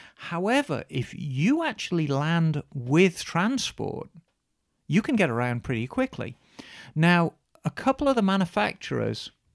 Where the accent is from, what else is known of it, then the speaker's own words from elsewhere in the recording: Birmingham, West Midlands, United Kingdom; Redditch. which was just outside Birmingham, like a lot of the manufacturers, my hometown